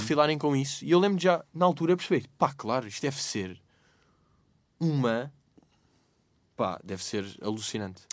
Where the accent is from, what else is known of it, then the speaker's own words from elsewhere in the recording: Lisbon, Portugal; eu nasci no, uh, e vivi no Restelo